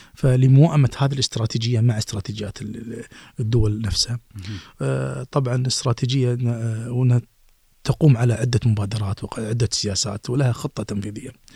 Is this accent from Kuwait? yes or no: yes; Kuwait; عندنا في الكويت